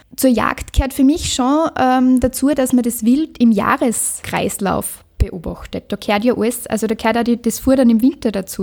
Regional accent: Liezen District, Styria, Austria; meine Heimat, der Bezirk Lierzen

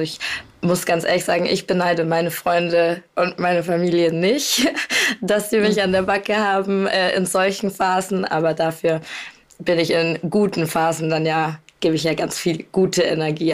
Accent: Bavaria, Germany; now in Cologne, Germany; meine Mama wohnt zu Hause in Bayern, wo ich herkomme, und ich wohne in Köln mittlerweile

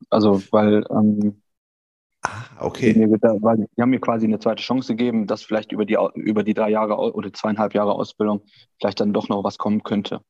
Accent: Cologne, North Rhine-Westphalia, Germany; ich bin Kölner

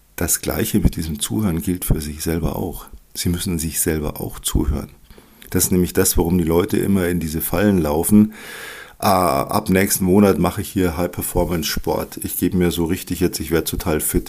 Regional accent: Germany; bei uns in Deutschland

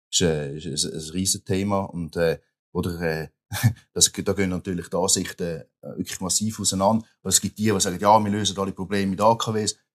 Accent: Rapperswil-Jona, St. Gallen, Switzerland; ich komme aus dem, äh, aus Rapperswil-Jona, meine unmittelbare Nähe bei uns, oder, sind halt drei Kantone, die zusammenkommen

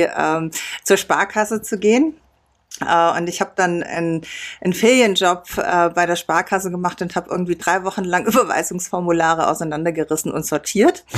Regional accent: Biberach an der Riss, Baden-Württemberg, Germany; moved away as an adult; also born or lived in Landshut; da bin ich groß geworden

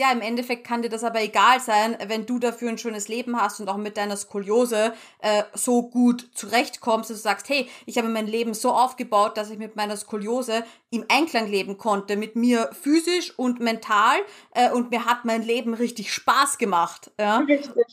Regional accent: Austria; bei uns in Österreich

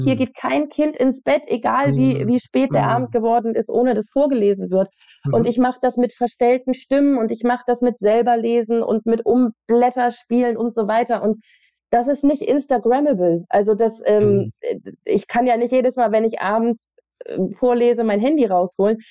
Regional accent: West Germany, Germany; in Westdeutschland, wo ich aufgewachsen bin

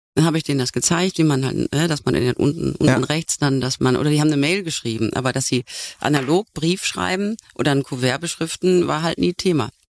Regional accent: North Rhine-Westphalia, Germany; Ich komme vom Niederrhein

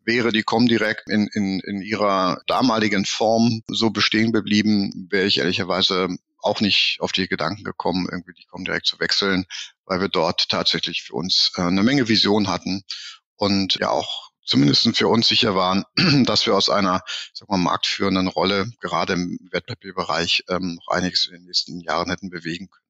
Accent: Berlin, Germany; also born or lived in Hamburg; Ich bin ja auch Berliner

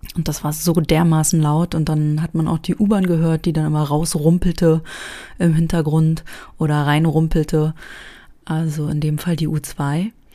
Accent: East Germany, Germany; wir als Personen aus dem Osten

